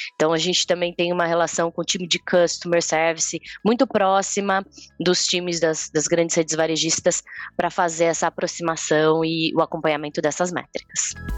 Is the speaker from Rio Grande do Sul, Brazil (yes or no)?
no; Campinas, São Paulo, Brazil; E eu sou de Campinas